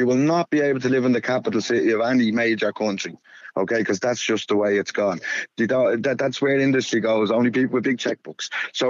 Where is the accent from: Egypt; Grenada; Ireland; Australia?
Ireland; Dublin, Leinster; now in Westmeath, Ireland; we're all from Dublin where I live.